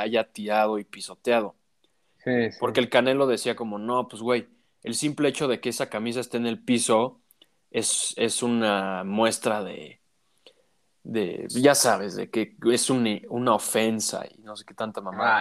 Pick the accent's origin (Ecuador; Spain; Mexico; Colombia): Mexico; tú y yo somos mexicanos